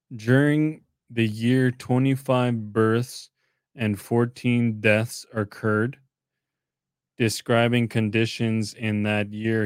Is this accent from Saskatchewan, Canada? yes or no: yes; Clearwater, Saskatchewan, Canada; I'm Treaty Eight from Clearwater